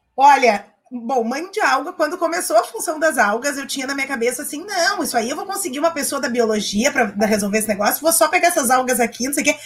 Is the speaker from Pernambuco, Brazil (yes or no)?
no; Porto Alegre, Rio Grande do Sul, Brazil; eu sou bem porto-alegrense, bem bairrista, inclusive falo desse jeito, bem porto-alegrense.